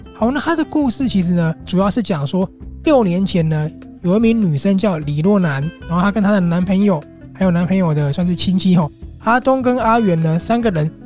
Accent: Taiwan; 我们台湾人

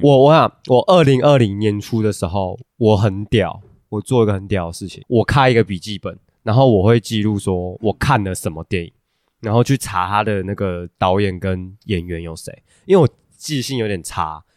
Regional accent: Taiwan; 我们台湾人

